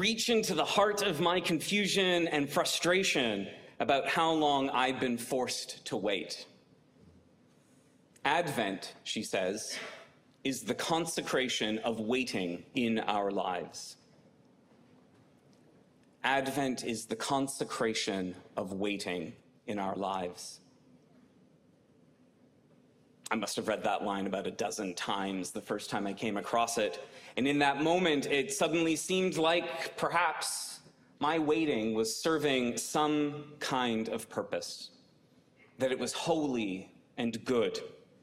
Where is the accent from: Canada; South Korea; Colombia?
Canada; moved away as an adult; now in Virginia, United States; I'm Canadian